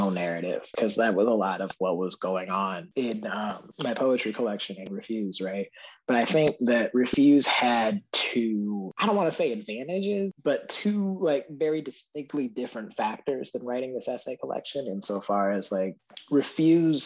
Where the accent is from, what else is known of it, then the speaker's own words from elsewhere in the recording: the American North, United States; now in Mississippi, United States; being a Northerner who like travels and like travels to and lives in the American South